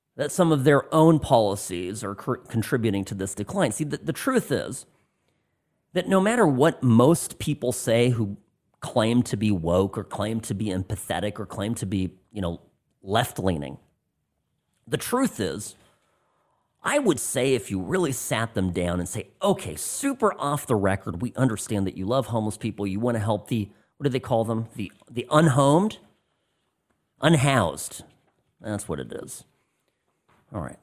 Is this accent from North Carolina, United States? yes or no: no; California, United States; moved away as an adult; now in Las Vegas, United States; my past life as a Californian